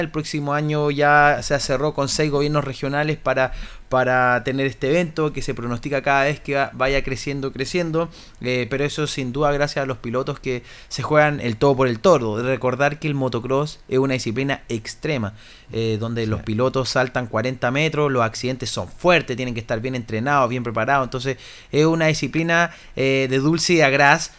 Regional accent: Coyhaique, Aysén, Chile; yo vengo de Coyhaique

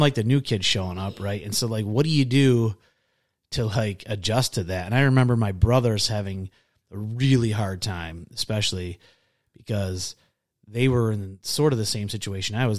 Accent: Pickford, Michigan, United States; also born or lived in Harrison, Michigan; I grew up in, uh, Harrison, Michigan until I was in, oh gosh, would have been like fourth or fifth grade. And then I moved up to this little town in the U P called Pickford.

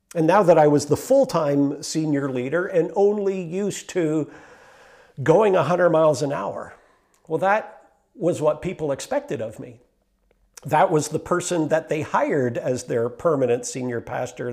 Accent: Meaford, Ontario, Canada; also born or lived in Mount Forest; I was born in Meaford and, uh, raised there

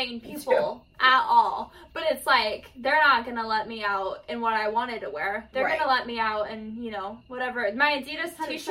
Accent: Northern California, United States; I'm from Northern California, so San Francisco is big.

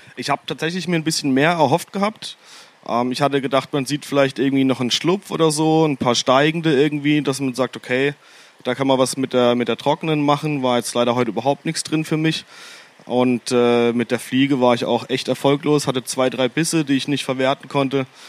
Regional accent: Freiburg, Germany; ich bin ja auch aus Freiburg

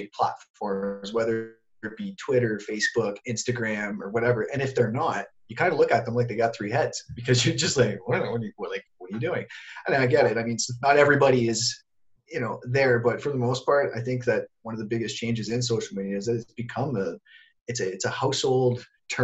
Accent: Sudbury, Ontario, Canada; moved away as an adult; also born or lived in Toronto; I took off from my hometown of Sudbury and I moved to Toronto.

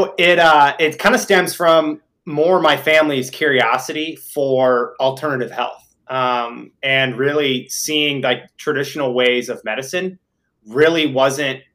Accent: Midwest, United States; moved away; I'm originally from the Midwest

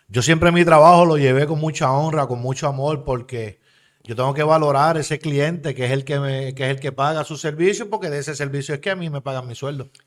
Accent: Levittown, Puerto Rico; also born or lived in Bayamón; yo nací en Bayamón, en Bayamón, ¿verdad? En 1969. Eh, nacido y criado allí, me crié en Levitown.

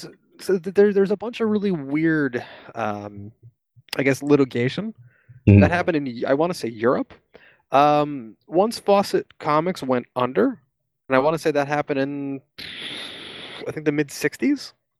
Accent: United States; I am American.

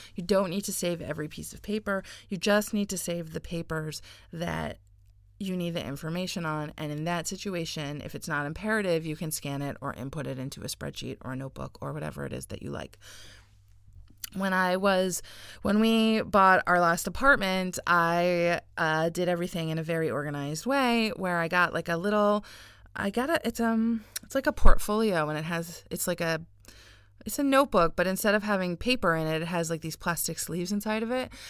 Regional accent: United States; now in Israel; I live here and I don't I don't live in the US anymore. And I was born in America.

